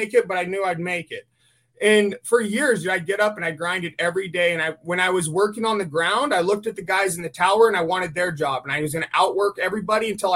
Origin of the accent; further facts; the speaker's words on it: California, United States; I grew up in the town that you have to drive through to get to the Rubicon. There's a big sign in the town that says Gateway to the Rubicon.